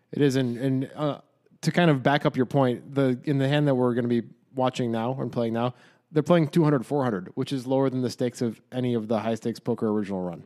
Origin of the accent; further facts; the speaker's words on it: United States; we're American.